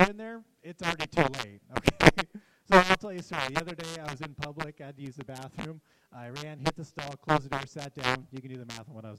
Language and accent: English; Los Angeles, California, United States; now in Spokane, United States; I'm from L.A.